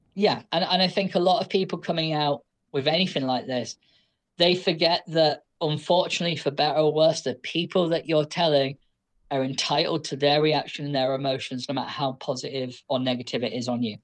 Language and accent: English; United Kingdom; I am British